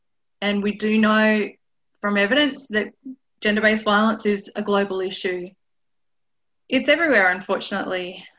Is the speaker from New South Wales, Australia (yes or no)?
yes; Armidale, New South Wales, Australia; from Armida